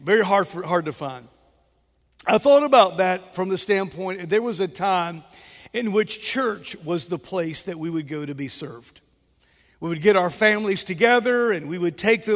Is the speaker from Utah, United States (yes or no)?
no; Mobile, Alabama, United States; I grew up in West Mobile off Moffett Road, and I remember as a boy, there was a Gulf station there